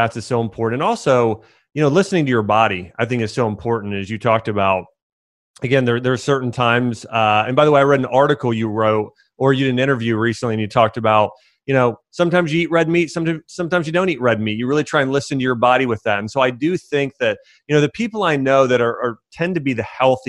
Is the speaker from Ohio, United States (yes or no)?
yes; Dayton, Ohio, United States; I'm from Dayton, Ohio